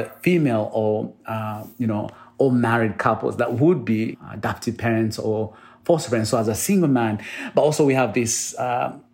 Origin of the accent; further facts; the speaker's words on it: Uganda; now in United States; I'm originally from Uganda, you know, and I was born in a small village. I was born in a place where no one ever told me to dream.